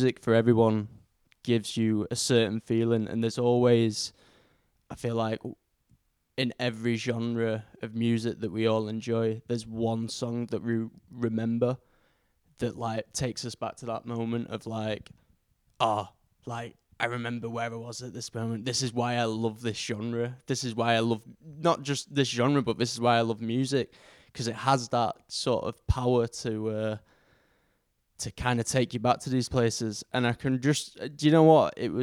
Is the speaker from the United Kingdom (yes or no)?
yes; the north of England, United Kingdom; us Northerners